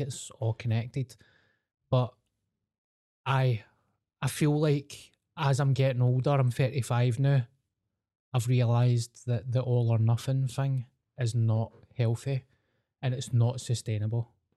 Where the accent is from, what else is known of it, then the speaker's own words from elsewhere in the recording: Scotland, United Kingdom; I'm the …